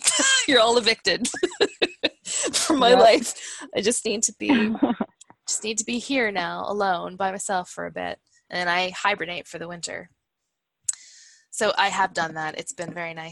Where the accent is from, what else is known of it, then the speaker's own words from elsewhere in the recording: Hamilton, Ontario, Canada; also born or lived in Stratford, Ontario; I'm in Stratford, Ontario, and I grew up in Hamilton